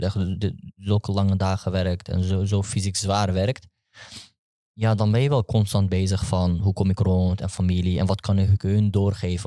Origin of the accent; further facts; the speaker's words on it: Netherlands; ik ben gewoon opgegroeid in Nederland